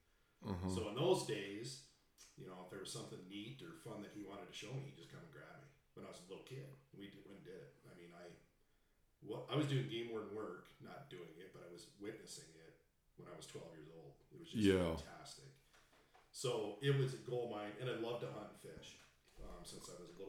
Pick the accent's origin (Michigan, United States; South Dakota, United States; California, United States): South Dakota, United States; moved away as an adult; now in Montana, United States; I grew up in South Dakota.